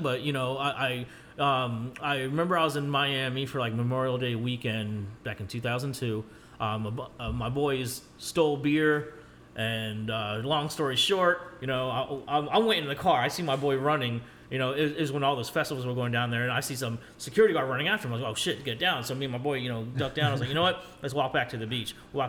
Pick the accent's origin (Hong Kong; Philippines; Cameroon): Philippines; I'm like, yeah, well, you know, I'm Filipino.